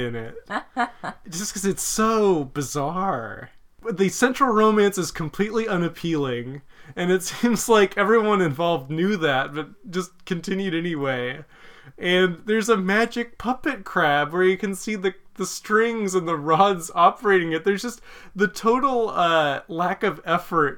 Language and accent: English; Visalia, California, United States; a hometown hero of my hometown of Visalia, Kevin Costner